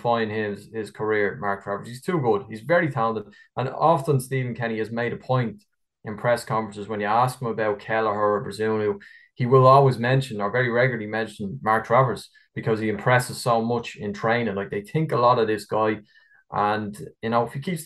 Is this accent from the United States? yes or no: no; Ireland; as an Irish fans' point of view